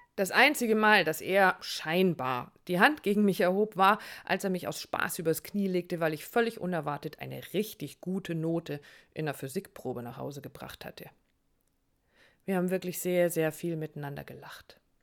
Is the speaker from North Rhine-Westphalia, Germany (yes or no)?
no; Hamburg, Germany; meine Heimat Hamburg